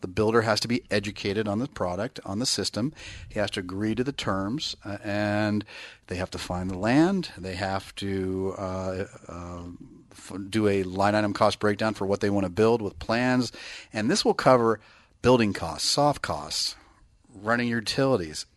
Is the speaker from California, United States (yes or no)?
yes; Bay Area, California, United States; now in Northern California, United States; I'm from the Bay Area